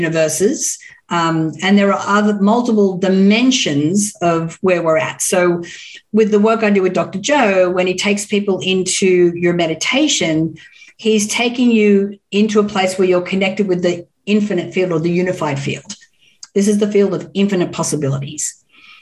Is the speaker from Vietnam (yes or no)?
no; Orange, New South Wales, Australia; moved away as an adult; now in Los Angeles, United States; I grew up in Orange in New South Wales.